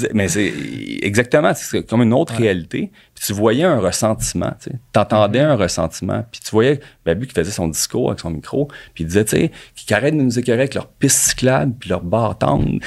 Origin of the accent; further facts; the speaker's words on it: Montreal, Quebec, Canada; also born or lived in Toronto; je viens, je viens de Montréal.